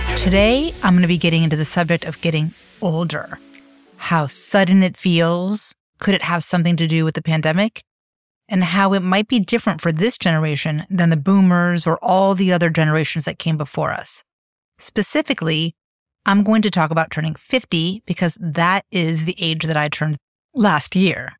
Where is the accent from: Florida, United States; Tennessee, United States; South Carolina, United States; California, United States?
Florida, United States; Miami; moved away as an adult; also born or lived in Bennington, Vermont / New York / Europe; I grew up in Miami in the eighties